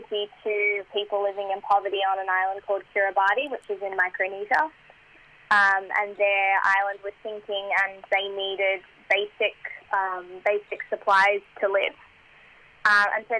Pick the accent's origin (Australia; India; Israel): Australia; I was born in Australia